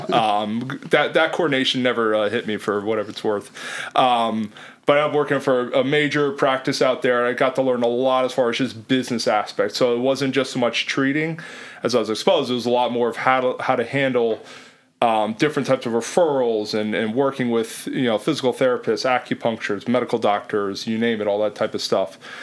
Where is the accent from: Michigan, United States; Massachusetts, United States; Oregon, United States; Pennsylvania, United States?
Pennsylvania, United States; Lehigh Valley; moved away as an adult; also born or lived in Illinois / Philadelphia / South Jersey / Jersey Shore; I'm originally from Lehigh Valley, so I was familiar with the area